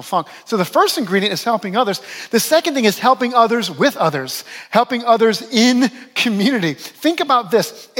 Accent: New Orleans, Louisiana, United States; moved away as an adult; also born or lived in Western New York; my hometown of New Orleans

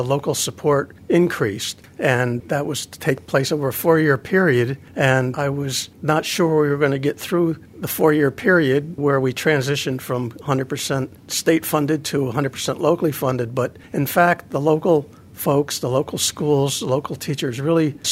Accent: Poughkeepsie, New York, United States; I grew up on the Hudson River in Poughkeepsie, spent a lot of time on the river

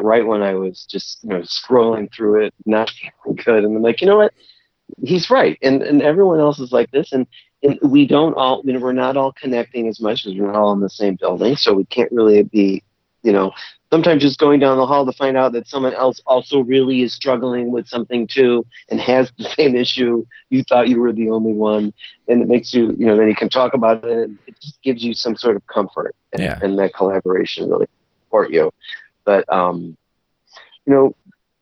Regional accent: Chicago, Illinois, United States; now in Wisconsin, United States; I'm from Chicago

